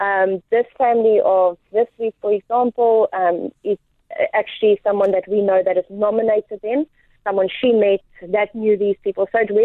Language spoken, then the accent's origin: English; Port Elizabeth, Eastern Cape, South Africa; also born or lived in United States; I'm currently in Port Elizabeth. Grew up half my life in South Africa, half my life in America, and I'm back in Port Elizabeth.